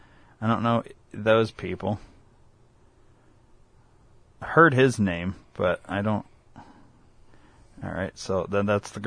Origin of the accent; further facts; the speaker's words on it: Rockford, Illinois, United States; we're from Rockford.